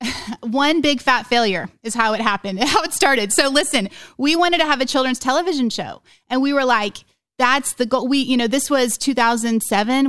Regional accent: Oklahoma, United States; we're from Oklahoma

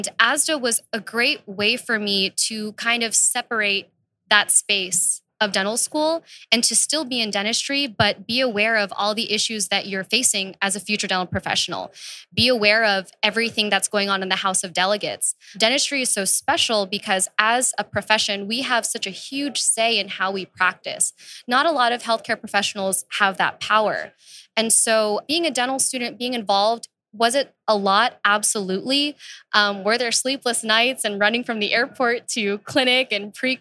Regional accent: Houston, Texas, United States; also born or lived in New Jersey; I've lived here for the past 20 years. I was born in New Jersey. So I tell people I'm Jersey born, Texas bred.

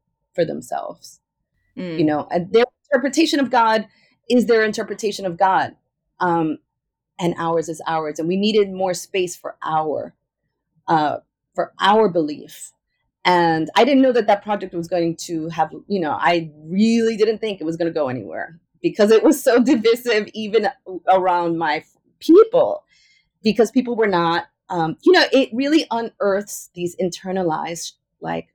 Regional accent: New York, United States; I am a native New Yorker and Ecuadorian

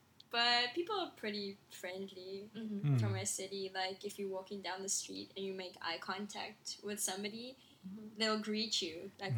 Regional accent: Port Elizabeth, Eastern Cape, South Africa; So I'm from Port Elizabeth. It's a small city by the sea.

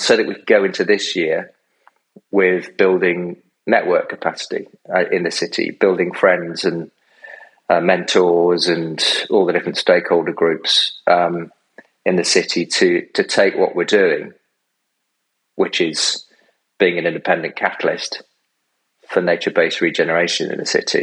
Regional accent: Derby, East Midlands, United Kingdom; moved away as an adult; also born or lived in Newcastle / London; I'm from Derby.

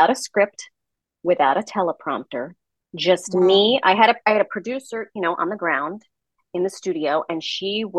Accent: New York City, New York, United States; I'm from the Bronx

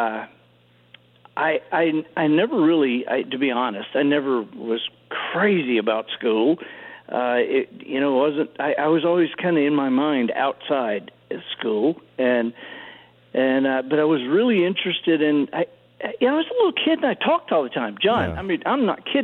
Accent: Dothan, Alabama, United States; I think of Dothan, Alabama, specifically, because that was where we were from my third grade to ninth grade.

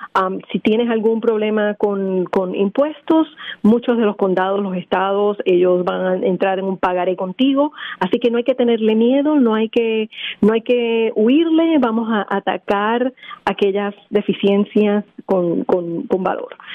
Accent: Puerto Rico; now in Philadelphia, United States; Originalmente de Puerto Rico.

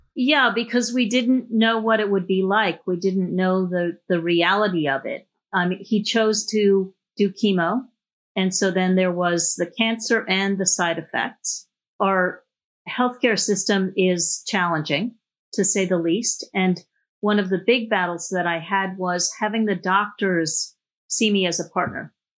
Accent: New York City, New York, United States; I grew up in New York City.

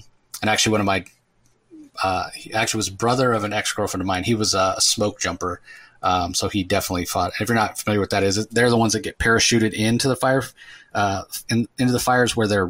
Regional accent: California, United States; I grew up in California

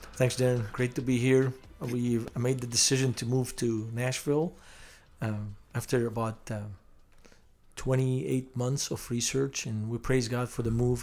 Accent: Beirut, Beirut Governorate, Lebanon; moved away as an adult; now in Indianapolis, United States; I was born in Beirut, Lebanon

